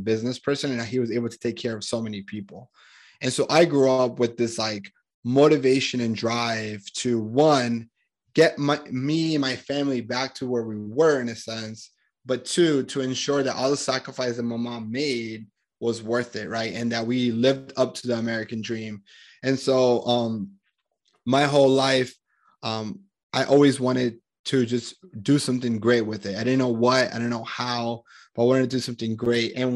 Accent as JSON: {"language": "English", "town": "Medellín", "region": "Antioquia", "country": "Colombia", "tie": "born or raised there", "moved": "yes", "said": "I'm originally from Colombia, Medellin, Colombia in South America"}